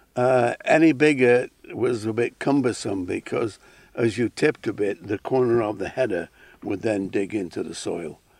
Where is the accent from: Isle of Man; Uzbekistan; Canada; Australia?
Isle of Man; moved away as an adult; also born or lived in Alaska; I grew up on a Manx farm